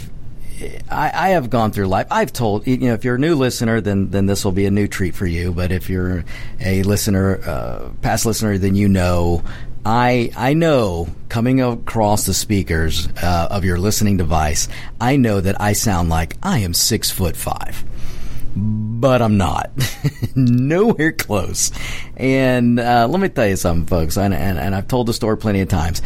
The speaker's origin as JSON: {"language": "English", "country": "United States", "said": "I'm an American. I'm a red-blooded American"}